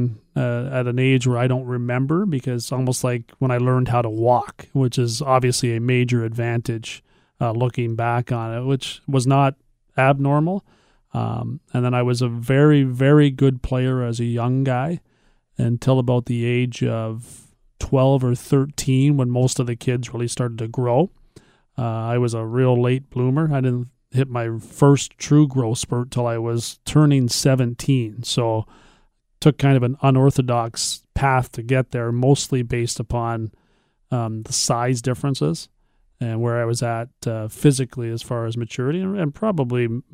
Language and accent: English; Brantford, Ontario, Canada; also born or lived in Galt (Cambridge), Ontario; I have proudly said that I'm from Brantford, where I did play all my minor hockey as a kid